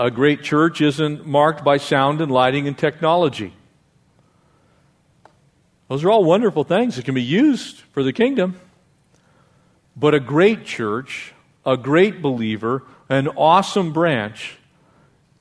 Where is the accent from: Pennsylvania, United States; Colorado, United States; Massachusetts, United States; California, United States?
California, United States; Escondido; I grew up in a little town in North San Diego County. I was born in Escondido.